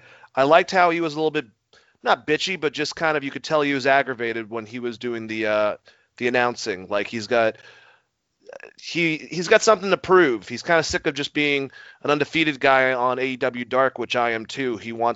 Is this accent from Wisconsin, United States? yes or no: no; Georgia, United States; From an ignorant Georgian.